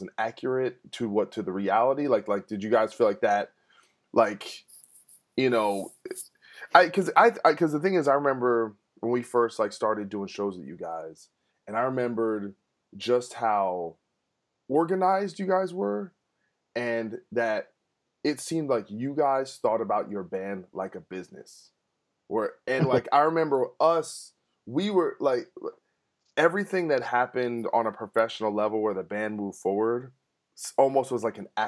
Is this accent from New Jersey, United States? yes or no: yes; New Jersey, United States; we're from Jersey